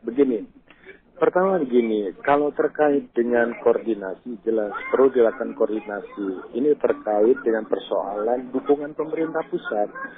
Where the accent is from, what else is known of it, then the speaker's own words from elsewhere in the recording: Jakarta, Indonesia; saya sebagai warga Jakarta